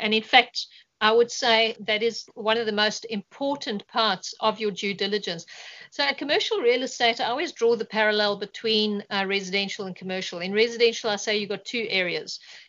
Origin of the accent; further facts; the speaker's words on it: South Africa; moved away as an adult; I moved from South Africa about 6.5 years ago. And I really did build my portfolio up in South Africa, and I got a good understanding of how real estate works.